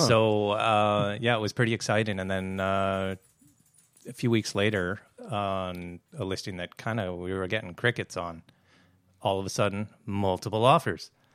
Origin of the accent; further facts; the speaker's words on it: New Hazelton, British Columbia, Canada; moved away as an adult; I grew up in New Hazelton